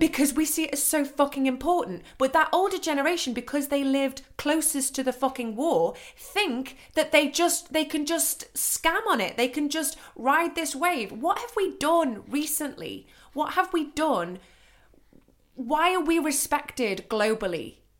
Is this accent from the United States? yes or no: no; United Kingdom; now in Germany; being British